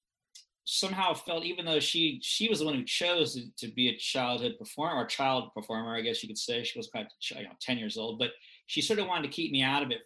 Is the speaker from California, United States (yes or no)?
yes; Los Angeles, California, United States; I grew up in Los Angeles